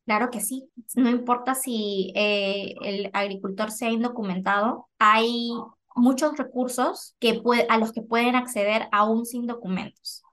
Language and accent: Spanish; Lima, Peru; moved away as an adult; now in Bakersfield, United States; nacida, crecida en Perú, en Lima.